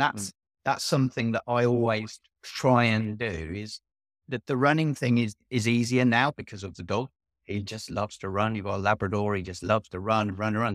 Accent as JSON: {"language": "English", "area": "Northamptonshire", "region": "East Midlands", "country": "United Kingdom", "said": "I'm from Northamptonshire"}